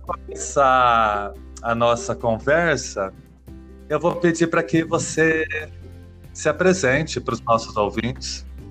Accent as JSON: {"language": "Portuguese", "town": "São José do Rio Preto", "region": "São Paulo", "country": "Brazil", "tie": "born or raised there", "accent": "caipira", "said": "onde eu nasci, São José do Rio Preto"}